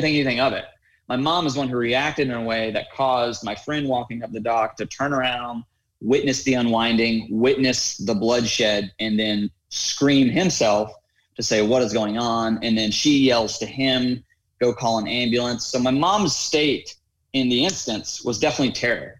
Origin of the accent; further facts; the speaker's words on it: Raleigh, North Carolina, United States; I grew up in Raleigh, North Carolina, going to a prestigious private school, first grade through 12th grade